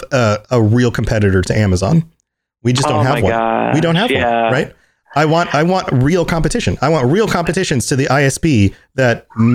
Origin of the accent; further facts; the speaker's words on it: United States; I can only speak as an American